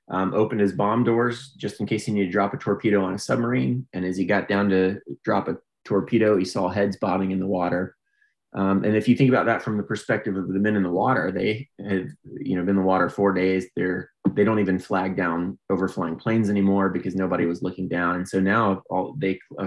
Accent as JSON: {"language": "English", "town": "Pensacola", "region": "Florida", "country": "United States", "tie": "born or raised there", "said": "I grew up in Pensacola, Florida, which is a Navy town"}